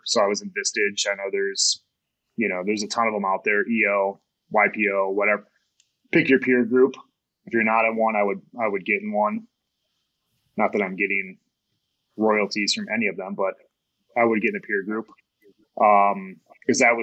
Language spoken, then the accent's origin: English; Kalamazoo, Michigan, United States; now in Colorado, United States; my wife and I both grew up in Southwest Michigan, Kalamazoo